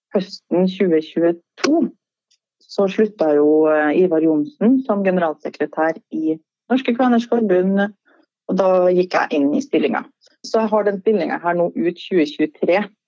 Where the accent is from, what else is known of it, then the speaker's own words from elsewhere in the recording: Trondheim, Trøndelag, Norway; accent: Trøndersk; Da var jeg flytta tilbake til, til Trondheim, da, der jeg vokste opp